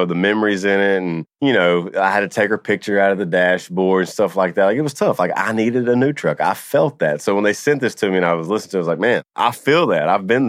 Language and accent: English; Louisiana, United States; I'm from Louisiana.